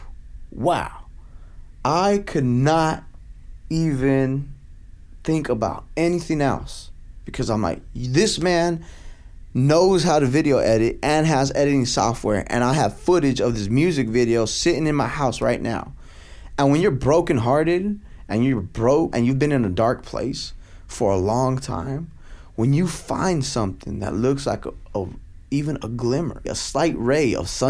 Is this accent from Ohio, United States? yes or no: no; Stockton, California, United States; I was from Stockton, California